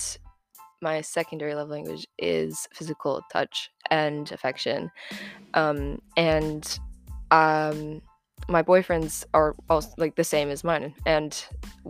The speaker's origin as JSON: {"language": "English", "region": "Florida", "country": "United States", "moved": "as an adult", "lives_now": "United Kingdom", "said": "I'm 20 and I'm from Florida"}